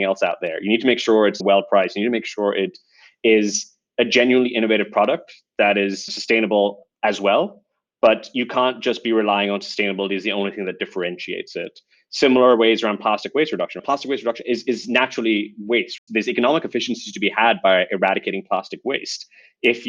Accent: Dubai, United Arab Emirates; moved away as an adult; also born or lived in United Kingdom; now in Singapore; I remember summers when I was growing up in Dubai were getting longer and hotter and hotter.

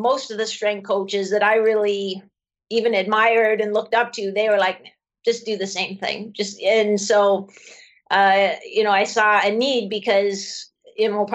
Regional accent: London, Ontario, Canada; I grew up in London, Ontario in the 70s.

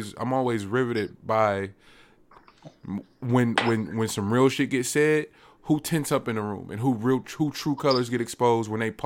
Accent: Richmond, California, United States; I'm from Richmond

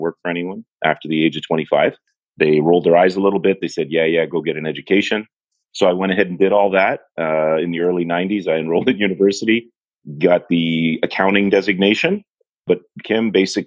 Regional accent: Toronto, Ontario, Canada; born and raised in Toronto

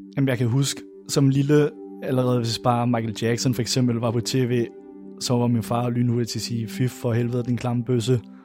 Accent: Randers, Central Denmark Region, Denmark; jeg kommer fra Randers her

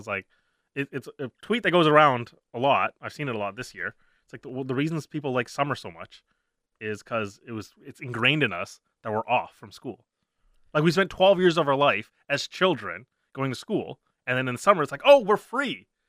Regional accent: Shawnigan Lake, British Columbia, Canada; I grew up in Shawinigan Lake. Shawinigan Lake.

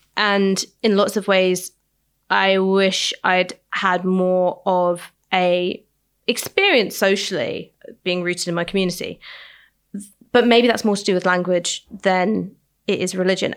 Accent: London, United Kingdom; as a Londoner

